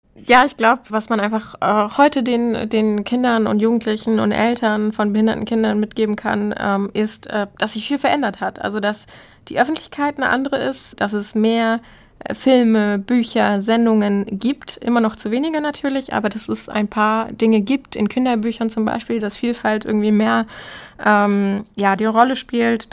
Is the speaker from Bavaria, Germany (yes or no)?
no; Hamburg, Germany; meine Heimatstadt Hamburg